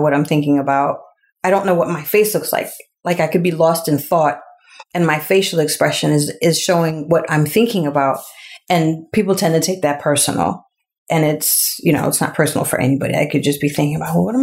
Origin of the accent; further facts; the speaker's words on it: New York City, New York, United States; I grew up in Queens all my life